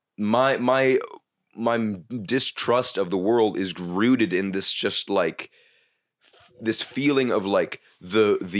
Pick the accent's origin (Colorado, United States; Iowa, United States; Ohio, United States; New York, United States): New York, United States; New York City; growing up in New York where you just see fucking horrible shit all the time